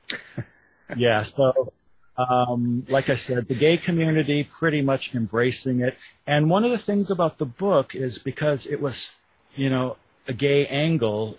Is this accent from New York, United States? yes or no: no; Wisconsin, United States; moved away as an adult; now in Louisville, United States; I live in Louisville, Kentucky. I'm not uh, a native. I'm from Wisconsin originally. I moved to Louisville in the 90s to go to graduate school